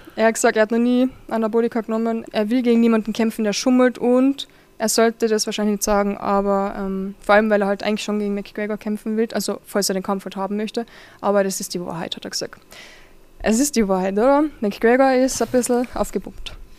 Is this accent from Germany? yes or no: no; Carinthia, Austria; ich komme aus Kärnten